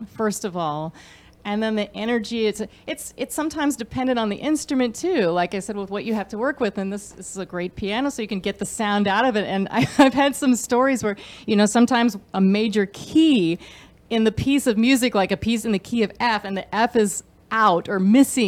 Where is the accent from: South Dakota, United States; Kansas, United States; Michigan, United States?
Kansas, United States; moved away; I grew up in Kansas.